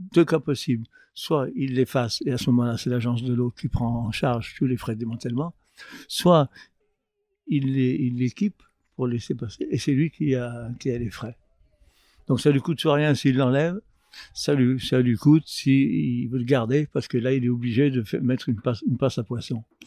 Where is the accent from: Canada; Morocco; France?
France; Lyon, Auvergne-Rhône-Alpes; à Lyon, je suis lyonnais